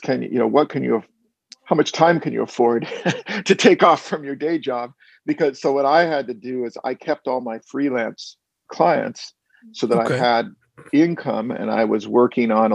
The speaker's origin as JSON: {"language": "English", "town": "Walnut Creek", "region": "California", "country": "United States", "tie": "born or raised there", "said": "I'm actually from a suburb of San Francisco called Walnut Creek"}